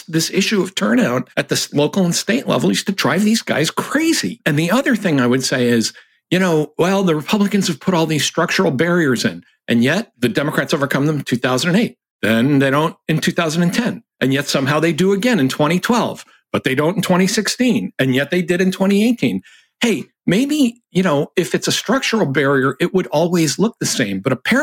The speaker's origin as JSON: {"language": "English", "region": "Massachusetts", "country": "United States", "said": "I'm from Massachusetts"}